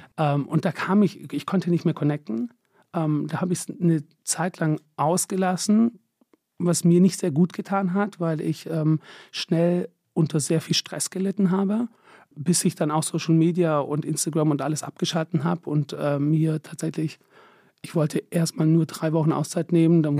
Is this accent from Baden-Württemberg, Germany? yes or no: yes; Stuttgart, Baden-Württemberg, Germany; moved away as an adult; also born or lived in London / Paris / Milan; now in Berlin, Germany; ich bin der Schwab, bin da groß geworden, bin da geboren